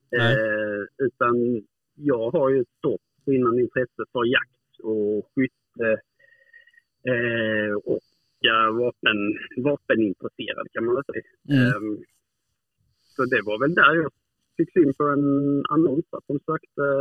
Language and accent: Swedish; Hudaröd, Skåne, Sweden; sen nu är jag uppvuxen uppe i Hudaröd, heter det.